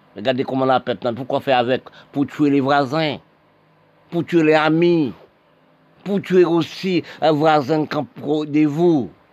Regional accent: Haiti; Je suis né en Haïti

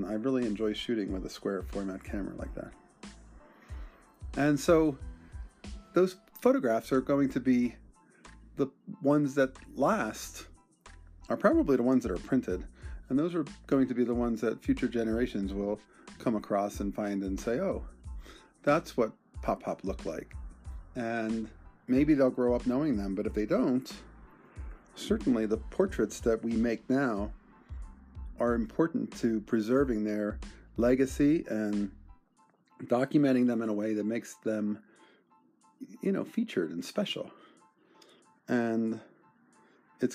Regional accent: Bensalem, Pennsylvania, United States; my hometown, Bensalem, Pennsylvania

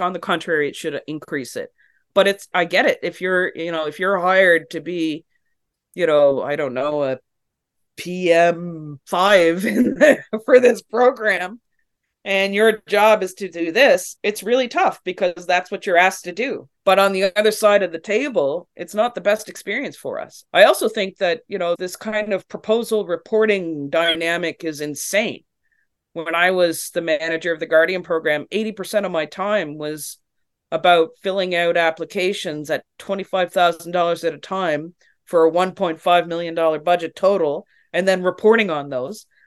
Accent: Canada

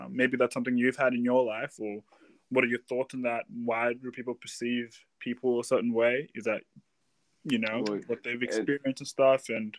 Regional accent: Australia; Like, for example, you growing up in Australia or us growing up in Australia, have you experienced that as a young child?

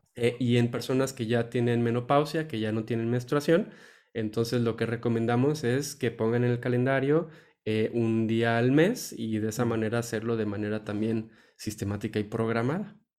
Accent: Mexico; nosotros como tal, como mexicanos, como raza

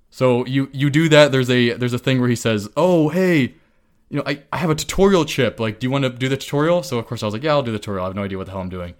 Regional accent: California, United States; as a Californian

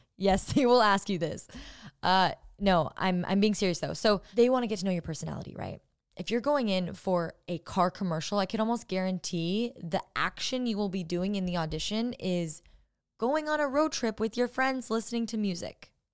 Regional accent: Orange County, California, United States; moved away as an adult; now in Los Angeles, United States; My dad's a surfer 'cause I'm from Orange County

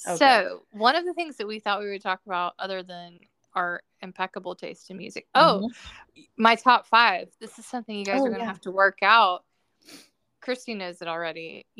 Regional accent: Georgia, United States; I'm from Georgia, and I picked peaches.

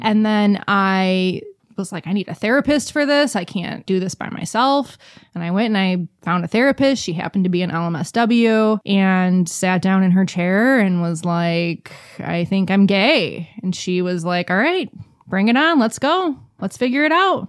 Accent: Detroit, Michigan, United States; also born or lived in Texas; I grew up in Detroit, Metro Detroit, for most of my life

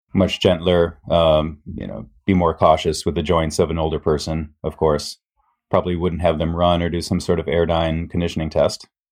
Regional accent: Midwest, United States; moved away as an adult; also born or lived in Japan; growing up in the Midwest.

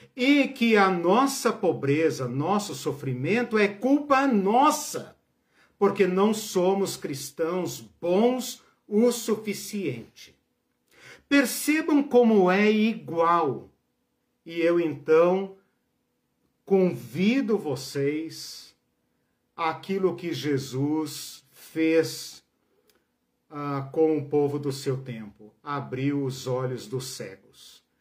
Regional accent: Brazil; Nós somos brasileiros.

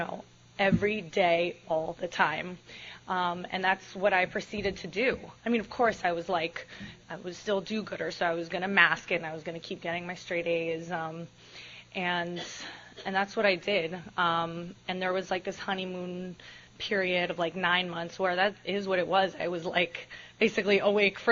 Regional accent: Miami, Florida, United States; I am from Miami. As Jim mentioned, I'm from a half Hispanic home. I'm from a very strict household, or it was when I was growing up.

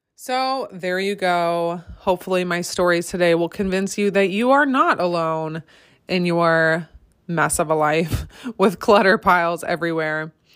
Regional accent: Michigan, United States; I first started my small business in my home state of Michigan

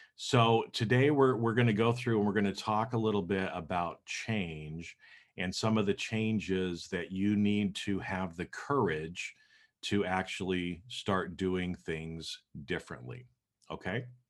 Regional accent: Boise, Idaho, United States; moved away as an adult; now in Los Angeles, United States; I grew up in Boise, Idaho.

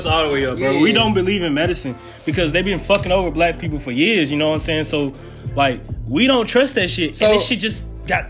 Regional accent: Mississippi, United States

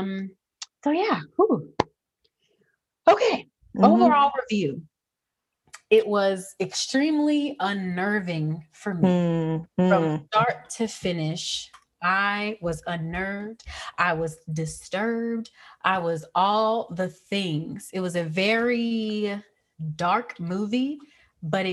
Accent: the South, United States; I grew up in the South.

